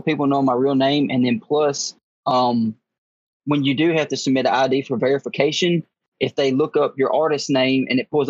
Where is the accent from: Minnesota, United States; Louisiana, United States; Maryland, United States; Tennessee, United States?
Tennessee, United States; Dyersburg; also born or lived in Florida; I did grow up in a small town. I'm actually from West Tennessee. It's called Dyersburg, or Dyer County. That's where I grew up